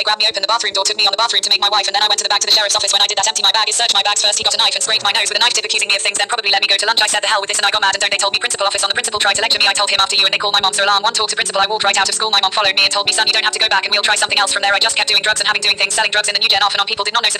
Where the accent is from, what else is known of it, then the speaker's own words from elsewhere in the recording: Asheville, North Carolina, United States; born there; I was born in Asheville, North Carolina in 1983